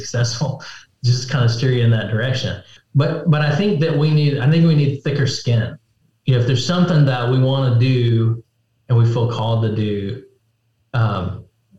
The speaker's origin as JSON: {"language": "English", "country": "United States", "said": "But as Americans, as American right. Christians, we are."}